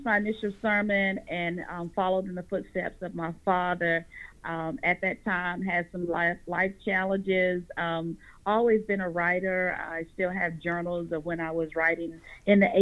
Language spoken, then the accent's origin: English; Raleigh-Durham area, North Carolina, United States; I am from North Carolina, the Raleigh-Durham area.